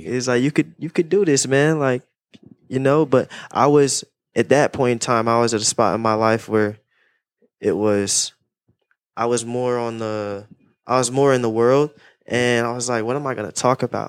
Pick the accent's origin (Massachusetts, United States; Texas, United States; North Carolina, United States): North Carolina, United States; Raleigh; I'm from Raleigh, Raleigh, North Carolina